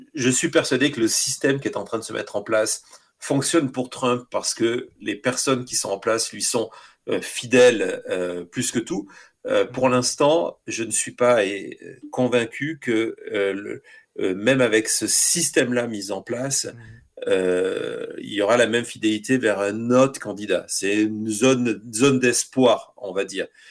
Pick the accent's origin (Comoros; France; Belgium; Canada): France; now in United States; en étant français